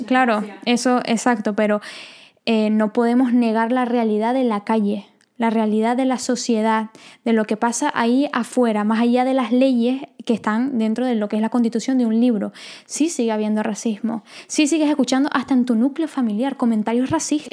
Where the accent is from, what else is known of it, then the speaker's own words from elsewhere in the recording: Venezuela; nosotras somos venezolanas